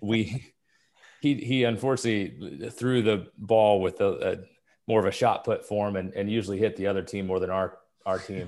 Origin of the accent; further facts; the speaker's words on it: Kansas City, United States; moved away as an adult; also born or lived in Nebraska; growing up in Kansas City